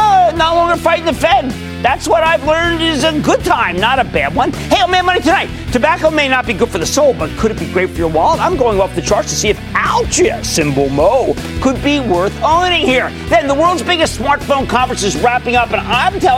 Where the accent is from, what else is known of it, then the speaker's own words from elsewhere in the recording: New Jersey, United States; my home state of New Jersey